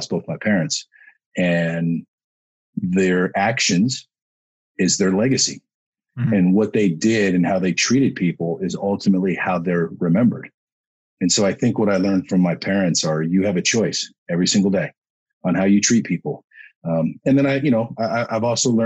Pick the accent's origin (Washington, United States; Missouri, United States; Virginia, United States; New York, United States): Washington, United States; Woodinville; the house that we grew up in Woodinville, Washington.